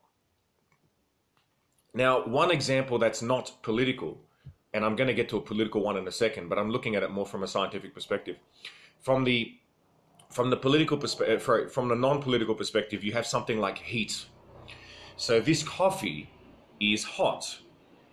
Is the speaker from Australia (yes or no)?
yes; Australia; I am Australian.